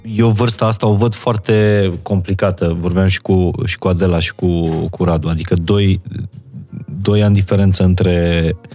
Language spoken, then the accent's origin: Romanian; Maramureș County, Romania; moved away; also born or lived in Apuseni Mountains; Eu m-am născut în Maramureș